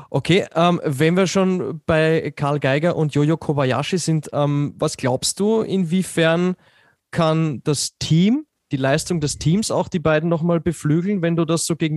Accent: Austria; Äh, oder herumkupft, wie man so schön sagt bei uns in Österreich.

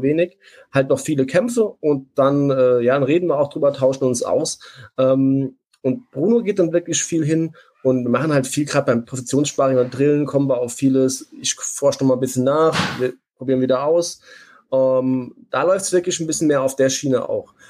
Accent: Saarland, Germany; accent: Saarländisch; ich bin Saarländer

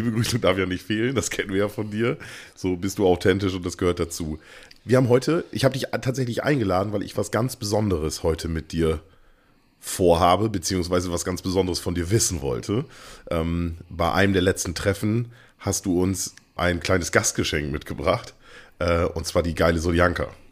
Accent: East Frisia, Lower Saxony, Germany; bei uns hier in Ostfriesland

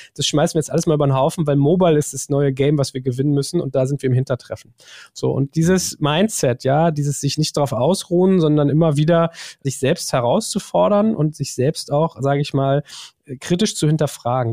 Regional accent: Germany; wir sind das Volk der Dichter und Denker

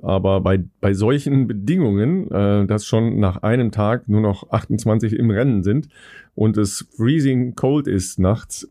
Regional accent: Cologne, North Rhine-Westphalia, Germany; als Kölner

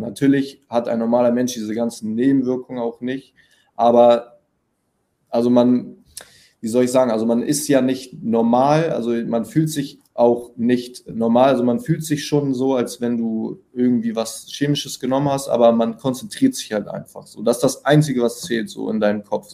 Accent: Hamburg, Germany; accent: northern; now in Berlin, Germany; ich komme aus Hamburg, bin jetzt äh, nach Berlin gezogen

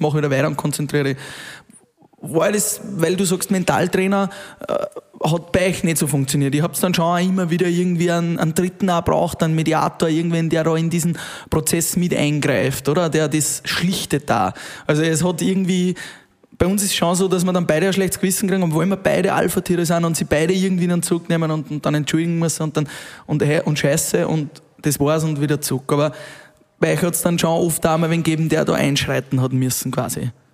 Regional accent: Upper Austria, Austria; du kommst ja aus Oberösterreich, ähm, so wie wir

